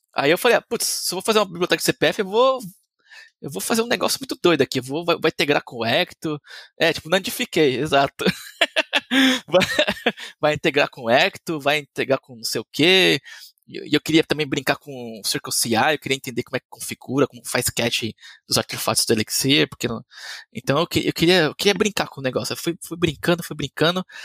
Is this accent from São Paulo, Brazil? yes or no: yes; Diadema, São Paulo, Brazil; E eu sou brasileiro, nasci em Diadema, em, em São Paulo.